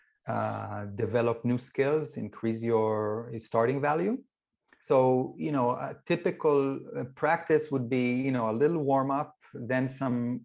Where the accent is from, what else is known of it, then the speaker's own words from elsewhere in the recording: Israel; I grew up in Israel